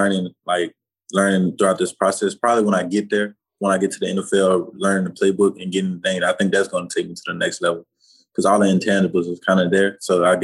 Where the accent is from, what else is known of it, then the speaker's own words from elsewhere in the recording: Louisiana, United States; moved away as an adult; now in Florida, United States; I'm from Louisiana